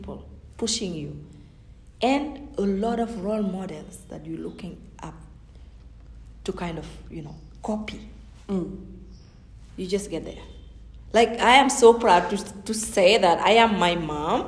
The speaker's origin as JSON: {"language": "English", "country": "Senegal", "tie": "born or raised there", "first_language": "Fulani", "second_language": "English", "moved": "yes", "said": "growing up in Senegal, I would speak Fulani in my house and Wolof and say that with my friends."}